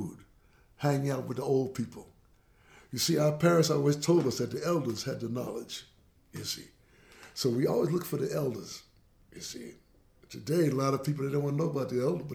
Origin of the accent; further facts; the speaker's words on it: New York City, New York, United States; Panama, Jamaica, growing up in Brooklyn